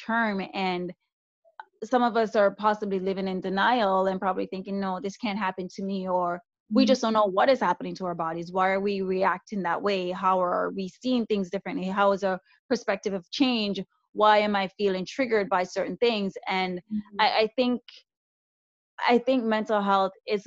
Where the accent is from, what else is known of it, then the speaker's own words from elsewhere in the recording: Jamaica; now in Canada; as a Jamaican woman who came here to Canada